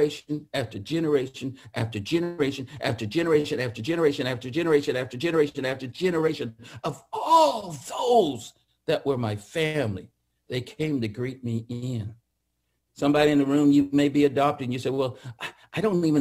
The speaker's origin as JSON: {"language": "English", "town": "Atwater", "region": "California", "country": "United States", "tie": "born or raised there", "said": "I grew up in the Central Valley, a little town called Atwater, if you ever know where that is, by Merced, which is north of Fresno. That's where I grew up"}